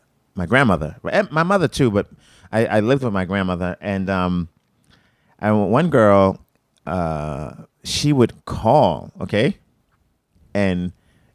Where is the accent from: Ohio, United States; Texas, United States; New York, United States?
New York, United States; New York City; moved away; I'm from Coney Island, right? One part of Brooklyn. Went to high school in Bay Ridge, another part of Brooklyn.